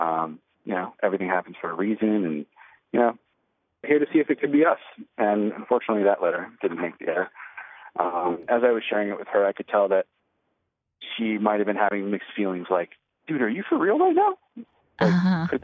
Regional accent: Minneapolis, Minnesota, United States; We're both from Minneapolis

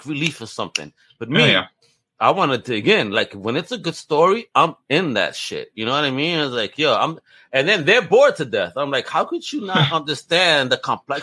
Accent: New York, United States; I come from New York where it's a melting pot.

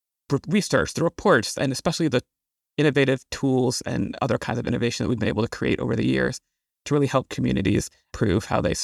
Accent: Washington, District of Columbia, United States; I'm from Washington, D.C. in the D.C. area. I grew up really fascinated by all the issues and challenges we were having in this area in the 80s and 90s

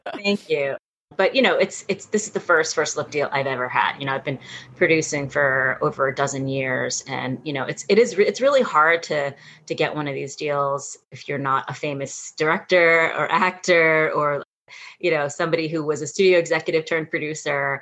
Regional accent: New York City, New York, United States; I was born and raised in New York City

